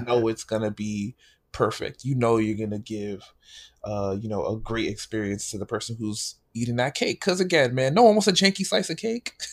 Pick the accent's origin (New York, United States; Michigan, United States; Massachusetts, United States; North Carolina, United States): New York, United States; New York City; moved away as an adult; also born or lived in Pennsylvania; I grew up in New York